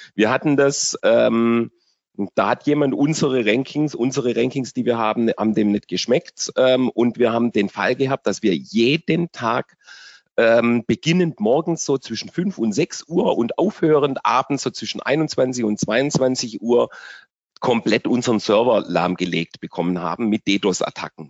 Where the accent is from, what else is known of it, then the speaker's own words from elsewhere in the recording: Germany; bei uns in Deutschland